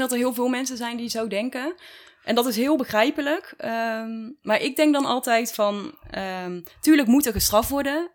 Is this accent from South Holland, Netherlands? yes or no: no; Dongen, North Brabant, Netherlands; also born or lived in Tilburg / Texas; Daar ben ik geboren en getogen. Of nou ja, geboren in Tilburg eigenlijk. Maar opgegroeid in Dongen.